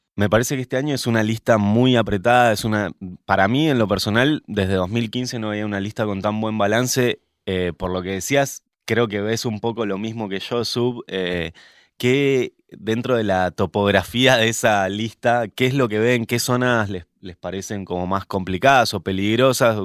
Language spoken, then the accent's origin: Spanish; Mendoza, Argentina; yo como mendocino que soy